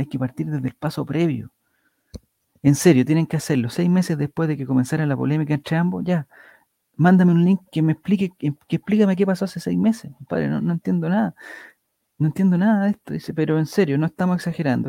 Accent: Chile; yo como soy de Chile

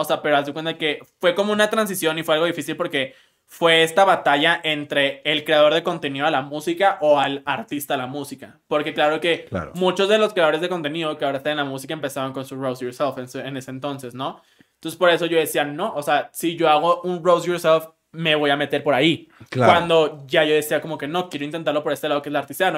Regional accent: Monterrey, Nuevo León, Mexico; soy de Monterrey

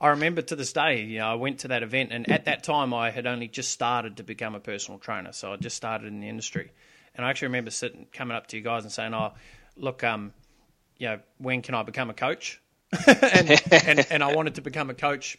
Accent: New Zealand; moved away; I moved from New Zealand, where I was originally from, which, you know, was a very small town.

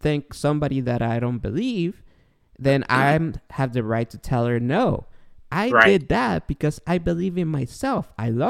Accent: Guatemala

